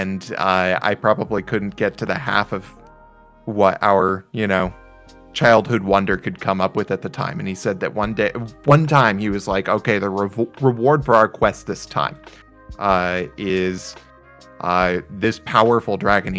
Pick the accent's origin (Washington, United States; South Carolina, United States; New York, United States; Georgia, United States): Washington, United States; in my hometown in Washington